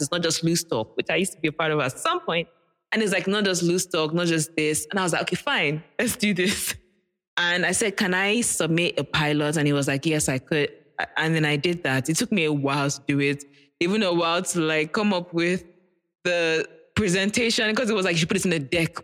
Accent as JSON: {"language": "English", "country": "Nigeria", "tie": "born or raised there", "said": "being a Nigerian child in a Nigerian household"}